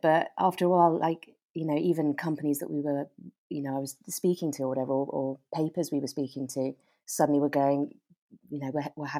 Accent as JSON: {"language": "English", "region": "South West England", "country": "United Kingdom", "tie": "born or raised there", "lives_now": "London, United Kingdom", "said": "So Devon is where I grew up. And I mean, I'd sort of say I'm a Devon girl"}